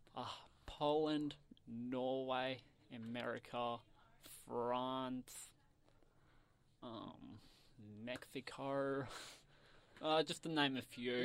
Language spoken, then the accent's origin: English; Canberra, Australian Capital Territory, Australia; from Canberra. And I go to Fitzroy High